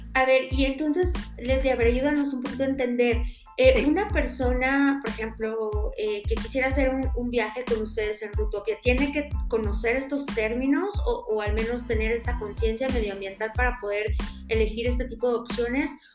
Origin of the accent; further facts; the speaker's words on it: Mexico; yo como mexicana